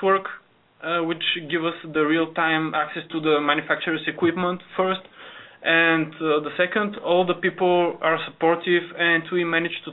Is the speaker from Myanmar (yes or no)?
no; Bulgaria; moved away; We're coming from Bulgaria